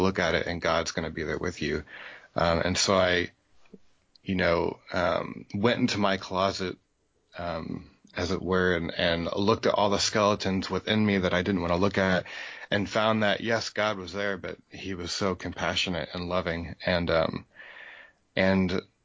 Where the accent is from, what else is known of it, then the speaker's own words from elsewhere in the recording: Iowa, United States; moved away as an adult; I was born and raised in Iowa, and my dad was a pastor out there. So I lived there all my childhood through high school